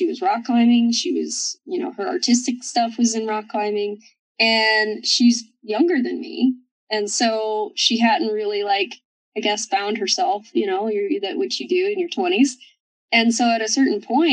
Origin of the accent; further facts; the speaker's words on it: the South, Kentucky, United States; moved away as an adult; also born or lived in Moab, Utah; I come from South, and you know, I kind of have like a hard background.